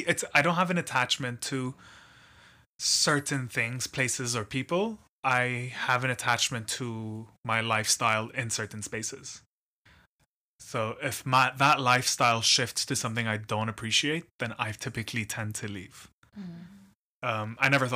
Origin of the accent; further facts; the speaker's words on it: Abu Dhabi, United Arab Emirates; Abu Dhabi is interesting. Growing up there is a lot more special than going back as an adult. I can tell you that for sure. My family's been there for 40 years now.